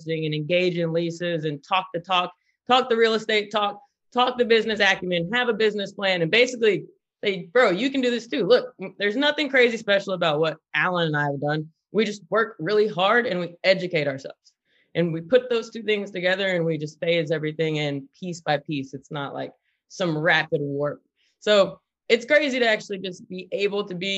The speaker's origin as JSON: {"language": "English", "region": "the South", "country": "United States", "moved": "yes", "lives_now": "California, United States", "said": "We are from the South"}